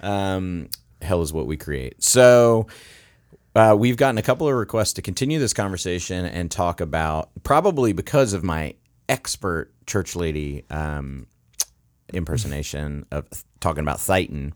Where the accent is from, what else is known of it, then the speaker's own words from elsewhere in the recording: Florida, United States; now in Virginia, United States; I grew up in Florida